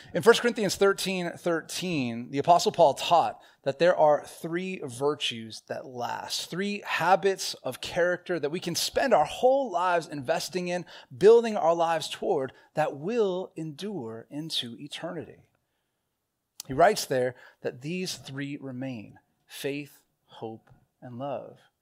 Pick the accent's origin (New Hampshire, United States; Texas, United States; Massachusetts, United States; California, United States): California, United States; Southern; when I was a young child, growing up in Southern California